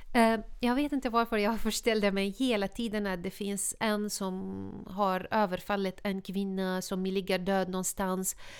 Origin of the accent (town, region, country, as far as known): Syria; Swedish is a second language; moved away as an adult; now in Sweden